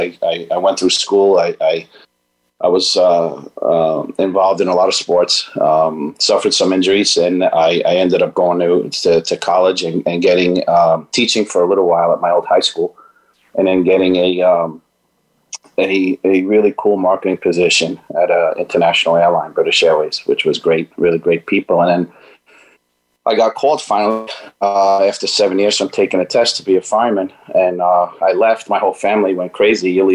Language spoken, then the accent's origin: English; New York City, New York, United States; I was raised in Astoria, New York.